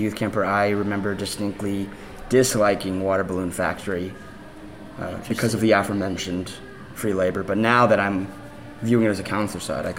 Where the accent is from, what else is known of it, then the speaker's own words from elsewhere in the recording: Kansas City, United States; also born or lived in Oklahoma; I was born in Oklahoma, moved to Kansas City